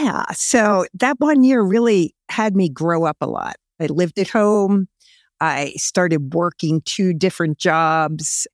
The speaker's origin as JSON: {"language": "English", "town": "Camp Hill", "region": "Pennsylvania", "country": "United States", "tie": "born or raised there", "also_born_or_lived": "Allentown, Pennsylvania / Illinois", "said": "born in Allentown, Pennsylvania, but we moved to Campbell, Pennsylvania back in nineteen fifty-nine. And I actually lived about two and a half blocks from where we are"}